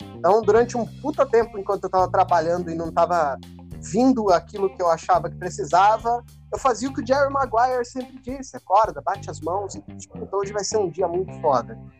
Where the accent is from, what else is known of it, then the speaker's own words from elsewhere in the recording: Peruíbe, São Paulo, Brazil; now in Campinas, Brazil; eu, eu, eu cresci em Peruíbe, né? Eu não cresci aqui em Campinas